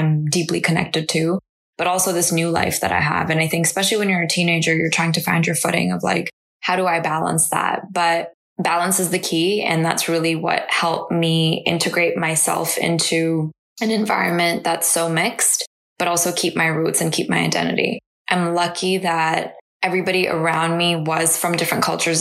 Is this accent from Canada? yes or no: yes; Canada; English is a second language; also born or lived in India; I came here when I was like 6.